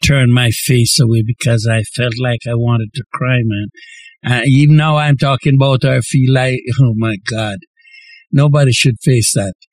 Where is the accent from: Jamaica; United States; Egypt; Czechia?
Jamaica; now in Montreal, Canada; I'm from Jamaica and I'm speaking the Jamaican language.